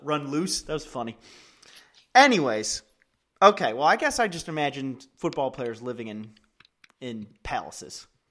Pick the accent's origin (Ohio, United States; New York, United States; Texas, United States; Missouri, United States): Ohio, United States; Cleveland; we're from Cleveland.